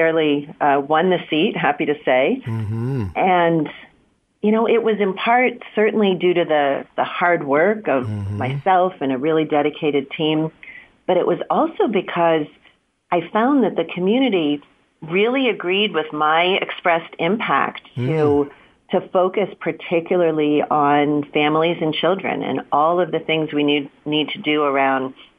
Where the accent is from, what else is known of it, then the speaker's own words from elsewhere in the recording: Pittsburgh, Pennsylvania, United States; moved away as an adult; now in Santa Clara County, United States; I was born and raised in Pittsburgh